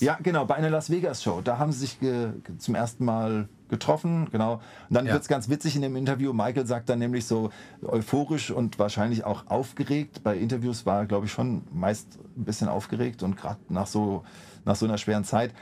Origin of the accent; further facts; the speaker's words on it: Mainz, Rhineland-Palatinate, Germany; ich als Mainzer